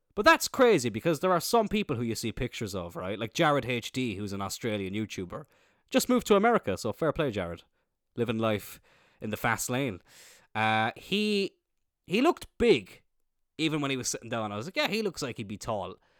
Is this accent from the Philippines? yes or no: no; Ireland